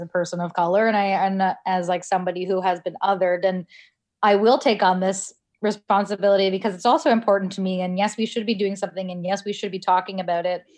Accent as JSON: {"language": "English", "country": "Canada", "tie": "born or raised there", "said": "I was born in Canada"}